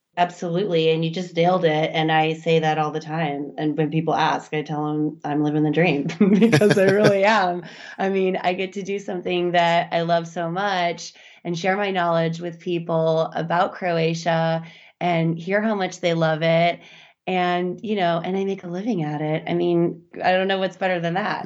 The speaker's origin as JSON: {"language": "English", "region": "Midwest", "country": "United States", "tie": "born or raised there", "said": "I grew up in the Midwest, too"}